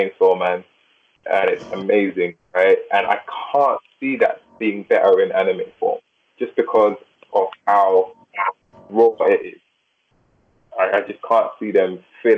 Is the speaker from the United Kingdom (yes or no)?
yes; England, United Kingdom; I'm from England